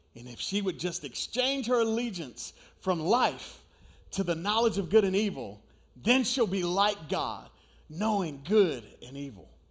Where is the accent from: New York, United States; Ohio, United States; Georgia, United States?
New York, United States; moved away; I grew up in New York